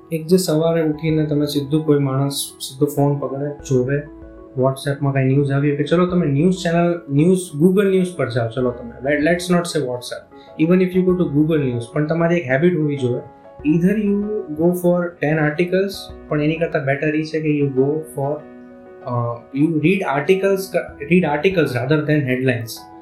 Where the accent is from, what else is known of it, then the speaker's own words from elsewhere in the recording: Bhavnagar, Gujarat, India; હું ભાવનગરનો છું